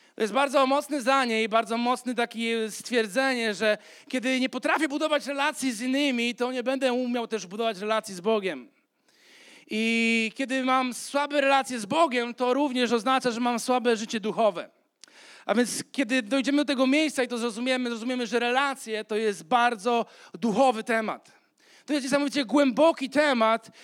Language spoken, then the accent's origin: Polish; Poland